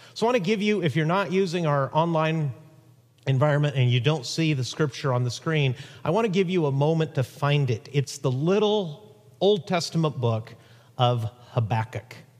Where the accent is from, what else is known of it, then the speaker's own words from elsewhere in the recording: Huntington Beach, California, United States; My hometown, Huntington Beach, California